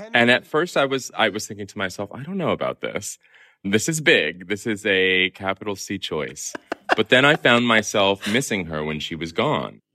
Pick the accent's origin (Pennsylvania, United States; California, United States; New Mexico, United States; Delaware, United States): California, United States; Southern; accent: Southern Californian; the Southern Californian that I am